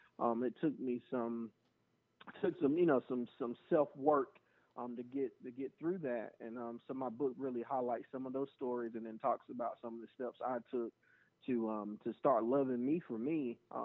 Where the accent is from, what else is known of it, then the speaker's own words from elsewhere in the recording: the South, United States; growing up in the South